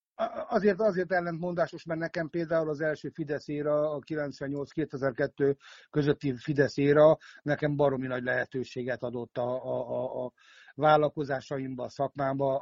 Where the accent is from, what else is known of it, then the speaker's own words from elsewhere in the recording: Szentendre, Pest, Hungary; moved away as an adult; also born or lived in Budapest / England; now in United Kingdom; Budapesten születtem, de Szentendrén nevelkedtem.